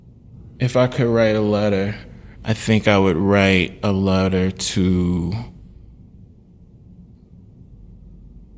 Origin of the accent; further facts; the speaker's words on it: Deep South, United States; I'm from the Black Deep South